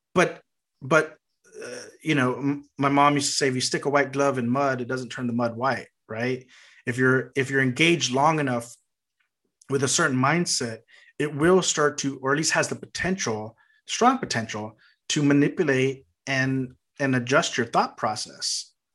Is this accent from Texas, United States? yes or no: yes; Texas, United States; being from Texas